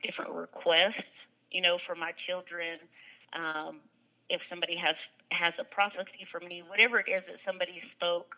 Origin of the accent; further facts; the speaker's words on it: Lewisville, Texas, United States; I grew up in Lewisville, Texas